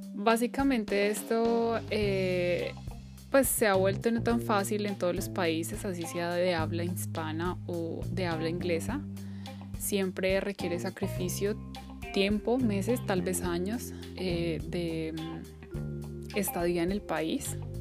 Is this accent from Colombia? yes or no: yes; Colombia; moved away as an adult; mi país de origen